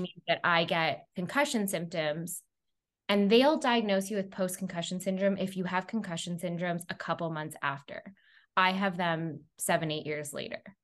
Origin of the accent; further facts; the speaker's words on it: Montreal, Quebec, Canada; also born or lived in New York; I'm originally from Montreal, Canada